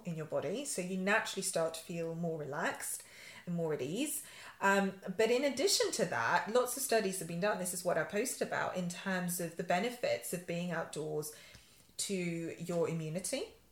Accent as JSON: {"language": "English", "region": "Yorkshire and the Humber", "country": "United Kingdom", "tie": "born or raised there", "moved": "yes", "lives_now": "London, United Kingdom", "said": "I'm a Yorkshire girl. I grew up in Yorkshire."}